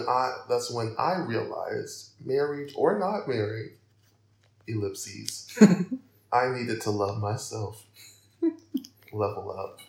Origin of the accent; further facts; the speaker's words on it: Alabama, United States; my home state, Alabama